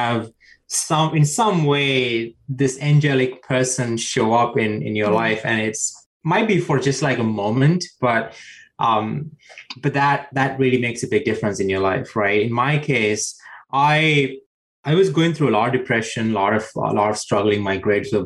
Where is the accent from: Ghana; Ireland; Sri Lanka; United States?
Sri Lanka; moved away; I grew up in South Asia and Sri Lanka